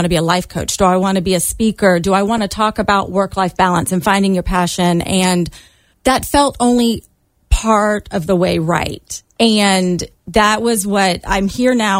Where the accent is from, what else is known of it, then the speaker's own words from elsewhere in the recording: Charleston, South Carolina, United States; I grew up in Charleston